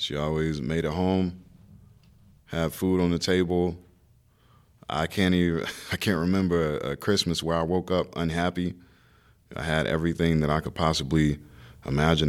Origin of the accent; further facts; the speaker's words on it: Raleigh, North Carolina, United States; I grew up in Raleigh, North Carolina